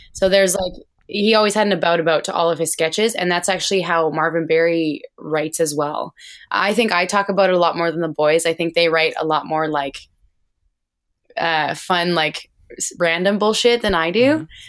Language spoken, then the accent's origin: English; Alberta, Canada; I grew up in the oil field because I'm from Alberta, which is kinda like the Texas of Canada.